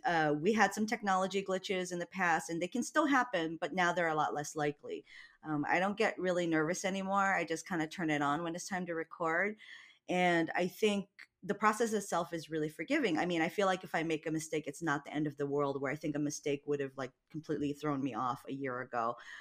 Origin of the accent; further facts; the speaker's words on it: Hawaii, United States; moved away; we're both from Hawaii, and he just reminds me of home